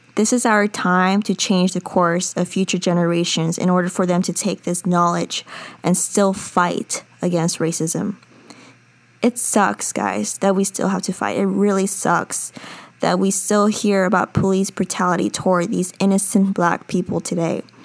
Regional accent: United States; I'm a Korean American. I'm an American citizen.

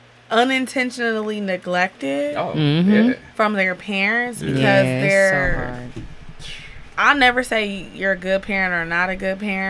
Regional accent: South Euclid, Ohio, United States; I was born and raised in South Euclid, and I'm like, dang, South Euclid and Lyndhurst, we had to share school districts. We share everything because we're such a small community.

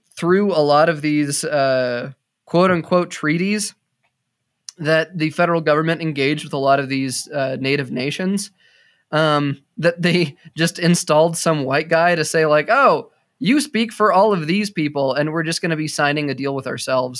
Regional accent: Colorado, United States; growing up in Colorado

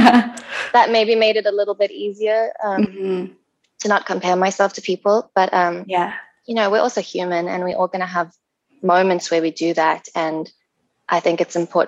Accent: South Africa; now in Vancouver, Canada; I live in Vancouver. I'm South African.

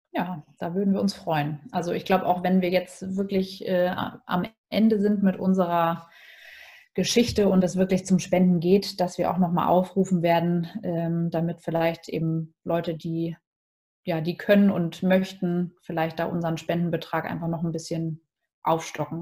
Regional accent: Hamburg, Germany; Ich bin ja Hamburger Dern durch und durch

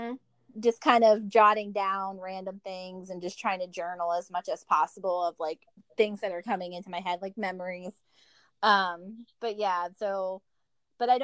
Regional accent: Virginia, United States; also born or lived in Rahway, New Jersey; I grew up here in Virginia

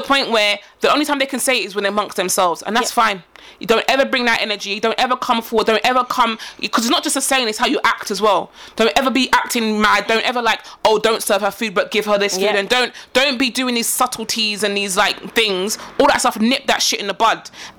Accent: Ghana; Like, we're Ghanaian, you're Nigerian, we don't like you because you're Nigerian.

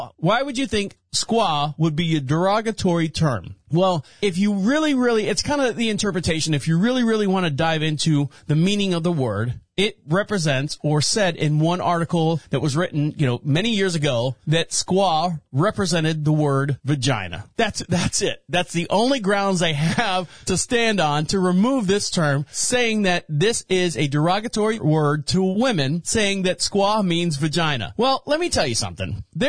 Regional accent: Orlando, Florida, United States; Now, for those of you who don't know, I'm born and raised in Orlando, Florida.

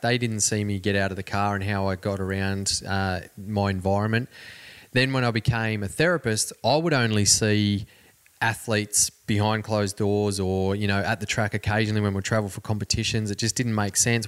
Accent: Cobar, New South Wales, Australia; My growing up in Cobar, where I mentioned before, it's a very small community

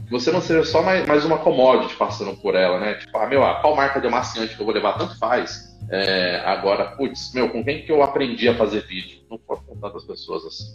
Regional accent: São Paulo, Brazil; moved away as an adult; Tô de São Paulo, voltei pra minha terra depois de muito tempo

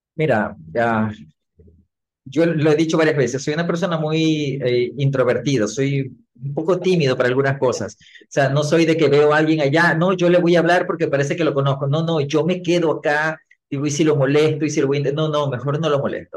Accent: Ecuador; mi país Ecuador

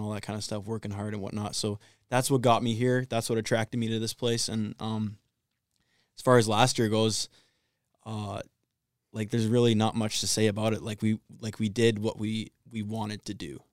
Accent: Vancouver, British Columbia, Canada; moved away; also born or lived in Ontario; I'm from Vancouver, Canada, so I'm pretty far away.

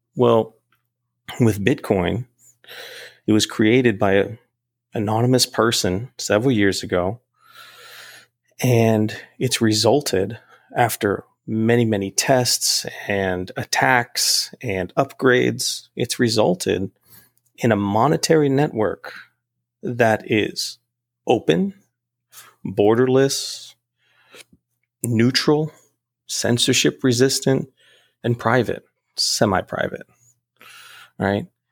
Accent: United States; I'm a United States American. I was born in the United States

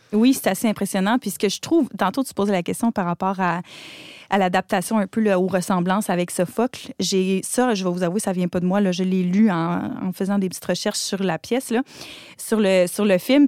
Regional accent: Quebec, Canada; en tant que québécoise

